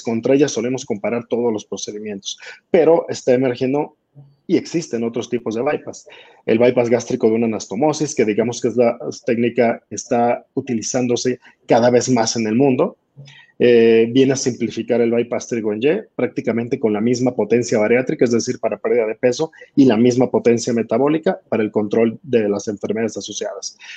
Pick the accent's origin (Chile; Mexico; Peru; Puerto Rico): Mexico; En mi país, en México